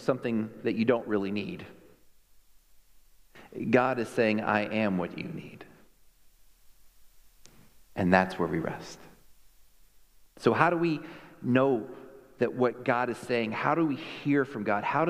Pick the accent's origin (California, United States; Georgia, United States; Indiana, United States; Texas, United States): Texas, United States; I'm a Texan